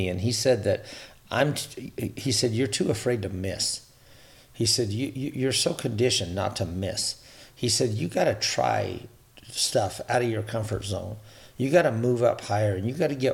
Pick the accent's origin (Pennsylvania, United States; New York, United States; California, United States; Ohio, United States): California, United States; growing up in California, I grew up in long and big arenas